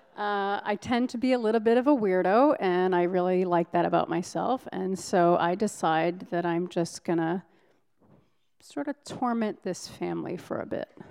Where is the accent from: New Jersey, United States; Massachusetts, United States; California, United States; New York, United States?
Massachusetts, United States; Provincetown; Provincetown, my hometown